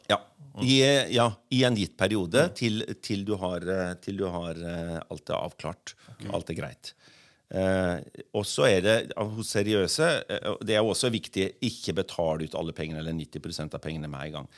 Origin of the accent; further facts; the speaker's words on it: Bø, Vestfold og Telemark, Norway; also born or lived in Oslo; Jeg er fra Bø i Telemark sjøl og bor der, og så har, bor jeg også her i Oslo.